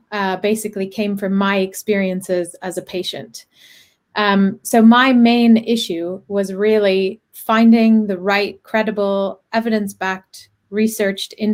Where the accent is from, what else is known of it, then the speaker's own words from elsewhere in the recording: Canada; moved away as an adult; I'm Canadian. I studied engineering, moved here in 2008 to do my MBA